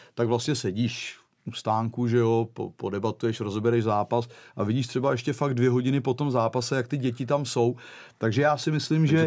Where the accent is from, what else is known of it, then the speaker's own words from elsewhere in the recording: Czechia; moved away as an adult; also born or lived in Portugal; nevyzrálej 24-letý floutek jako z Čech